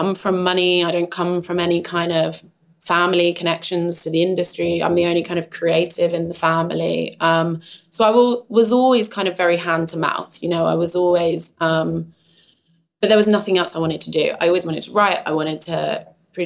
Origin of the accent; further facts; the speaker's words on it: London, United Kingdom; I grew up in East London